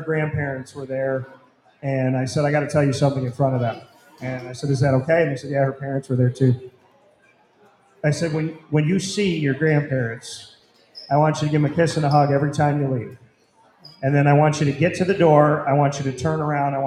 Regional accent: Syracuse, New York, United States; I am from Syracuse, from the north side.

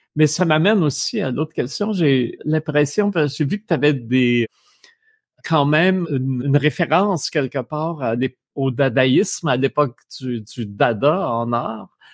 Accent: Abitibi, Quebec, Canada; j'ai grandi euh, en Abitibi

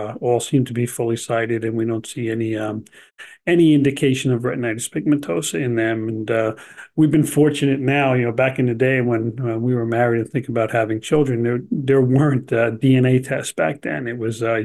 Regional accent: New Jersey, United States; also born or lived in Albuquerque, New Mexico; I was born in New Jersey originally and grew up there. I also did go to grammar school in Albuquerque, New Mexico, and then back to New Jersey again to finish up grade school and then back into high school

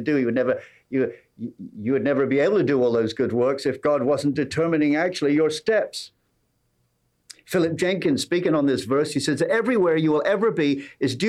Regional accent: England, United Kingdom; accent: English

